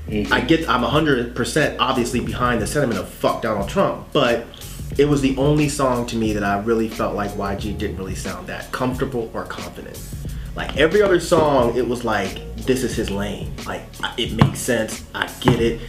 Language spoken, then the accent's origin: English; Sacramento, California, United States; I'm from Sacramento